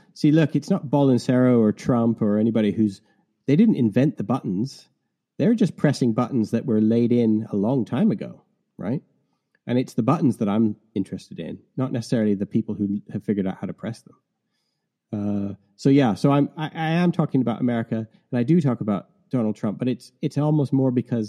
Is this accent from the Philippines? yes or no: no; Canada; now in England, United Kingdom; so I'm Canadian who's been living in England for 25 years, which is why I have this strange accent. I think you thought I was Irish, Chris.